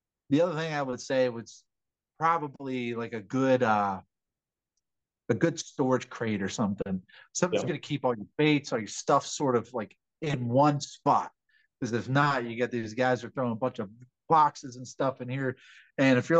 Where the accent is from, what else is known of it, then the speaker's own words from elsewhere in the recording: Calvert County, Maryland, United States; moved away; my hometown in Calvert County